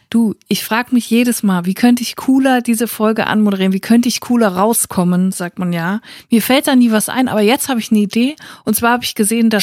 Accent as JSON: {"language": "German", "town": "Netphen", "region": "North Rhine-Westphalia", "country": "Germany", "tie": "born or raised there", "said": "Ich bin ja im Siegerland aufgewachsen, ich bin in Netfen zur Schule gegangen"}